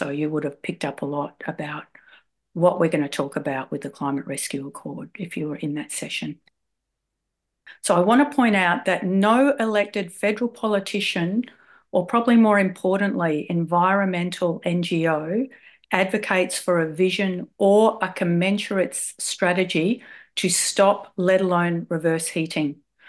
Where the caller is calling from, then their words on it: Wurundjeri land, Victoria, Australia; I'm calling in from Wurundjeri land.